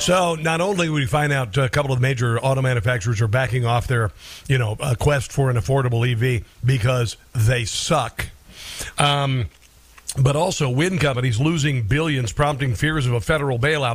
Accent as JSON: {"language": "English", "region": "Florida", "country": "United States", "said": "I'm from Florida."}